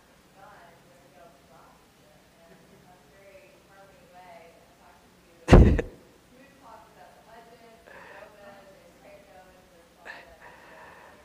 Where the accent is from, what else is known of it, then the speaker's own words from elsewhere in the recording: Nashville, Tennessee, United States; moved away; also born or lived in New York; growing up in Nashville